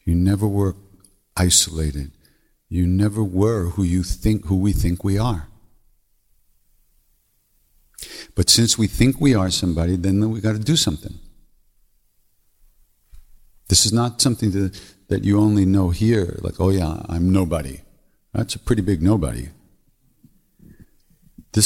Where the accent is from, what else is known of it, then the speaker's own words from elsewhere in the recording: Long Island, New York, United States; I'm from Long Island